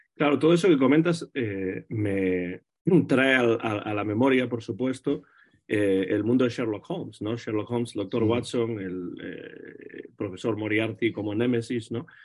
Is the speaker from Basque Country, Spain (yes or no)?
no; Vigo, Galicia, Spain; donde yo nací, en Vigo, en Galicia